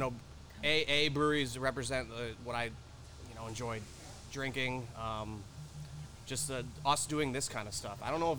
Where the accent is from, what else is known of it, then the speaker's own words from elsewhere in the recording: Plattsburgh, New York, United States; because I'm from Plattsburgh